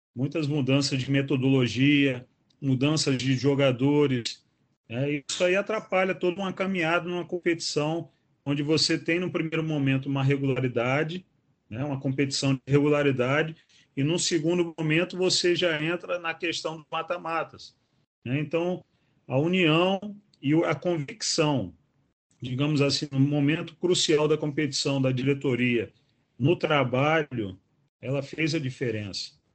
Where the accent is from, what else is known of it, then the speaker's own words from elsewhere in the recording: São João da Barra, Rio de Janeiro, Brazil; now in Natal, Brazil; eu sou de São João da Barra, que é estado do Rio, de, é, próximo a Campos dos Goitacazes, mas já estou aqui em Natal há 17 anos